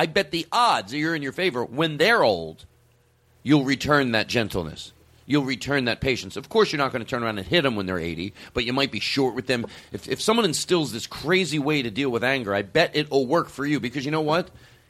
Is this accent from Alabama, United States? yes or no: yes; Huntsville, Alabama, United States; I'm from Huntsville, Alabama.